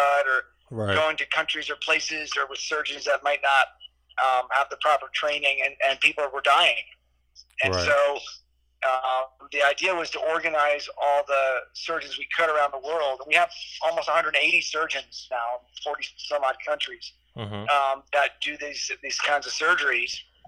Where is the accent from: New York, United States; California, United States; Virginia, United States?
New York, United States; moved away as an adult; now in Miami, United States; I'm actually originally from New York